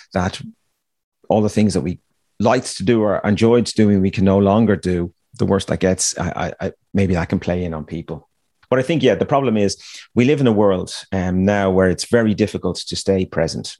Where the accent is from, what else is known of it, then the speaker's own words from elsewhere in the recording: Ireland; me growing up in Ireland